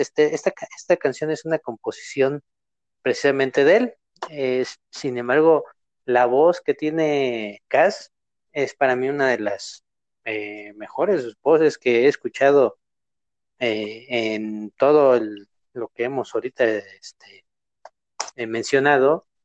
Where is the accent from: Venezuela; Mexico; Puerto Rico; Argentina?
Mexico